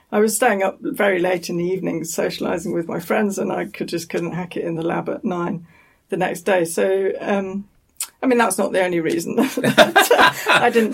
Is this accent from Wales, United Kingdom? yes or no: no; Nottingham, East Midlands, United Kingdom; moved away as an adult; also born or lived in London; I'm from Nottingham.